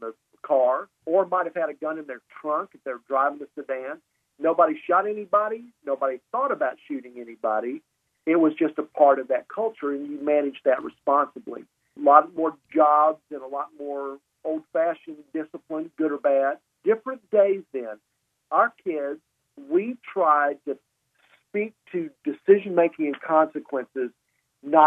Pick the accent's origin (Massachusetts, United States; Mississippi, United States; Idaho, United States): Mississippi, United States; Columbus; I was raised in Columbus, Mississippi. My dad was Air Force. He retired when I was 10.